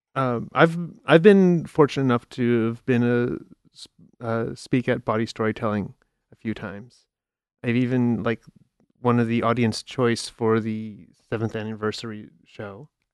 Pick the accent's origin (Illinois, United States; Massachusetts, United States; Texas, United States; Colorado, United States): Illinois, United States; Chicago; moved away; I'm from Chicago originally